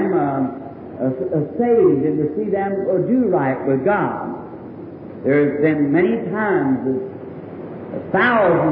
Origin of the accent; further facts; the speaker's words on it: Ireland; me being an Irishman